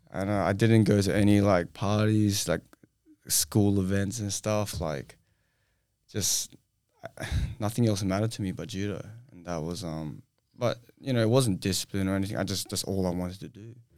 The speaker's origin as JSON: {"language": "English", "country": "Australia", "tie": "born or raised there", "also_born_or_lived": "Singapore", "said": "So I'm Singaporean. I moved to Australia when I was four"}